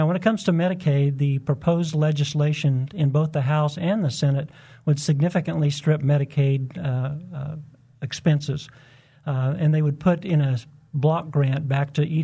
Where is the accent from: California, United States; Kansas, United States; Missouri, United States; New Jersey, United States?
Kansas, United States; Wichita; moved away as an adult; also born or lived in Atlanta, Georgia; the community I was raised